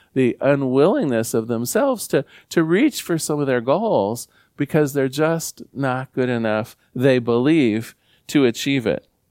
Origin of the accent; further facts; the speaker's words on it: Newport, Oregon, United States; growing up in Newport, Oregon